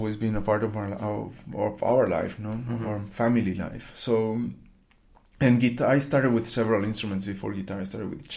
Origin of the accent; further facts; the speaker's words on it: Puerto Rico; moved away as an adult; also born or lived in Querétaro, Mexico; now in Düsseldorf, Germany; And then I grew up in Puerto Rico. I lived there for 17 years.